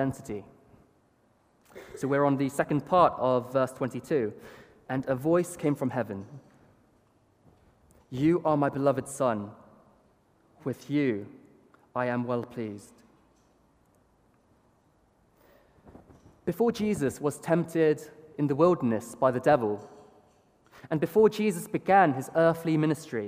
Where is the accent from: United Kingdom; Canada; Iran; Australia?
United Kingdom; Bath, South West England; Being a British-born Chinese